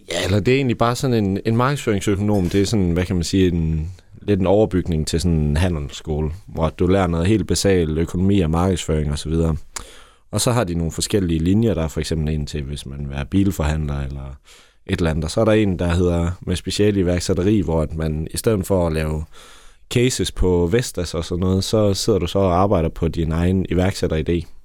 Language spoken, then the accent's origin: Danish; Bramming, Southern Denmark, Denmark; also born or lived in Ribe; now in Aarhus, Denmark; Jeg er født i Bramming, ja. Eller faktisk født, øh, lidt ud for Hjermel Lund